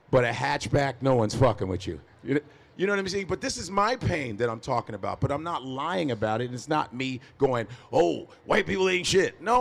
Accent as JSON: {"language": "English", "country": "Nigeria", "said": "I was a pre med psych major in college. Go figure, I'm Nigerian."}